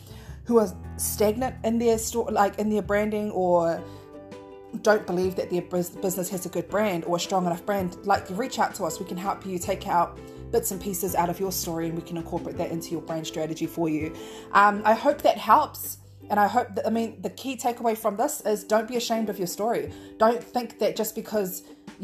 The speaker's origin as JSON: {"language": "English", "region": "Auckland", "country": "New Zealand", "said": "I'm from South Auckland"}